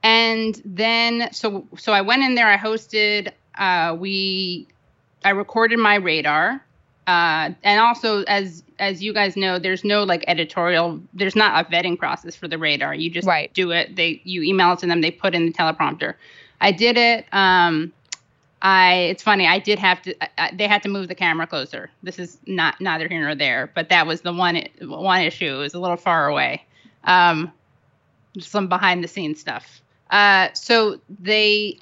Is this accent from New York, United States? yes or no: yes; New York City, New York, United States; I grew up on the Upper West Side of Manhattan. I'm third generation New Yorker